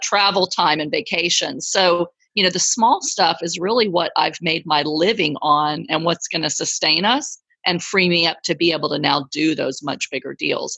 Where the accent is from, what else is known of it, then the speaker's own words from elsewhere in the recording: Texas, United States; I'm from Texas.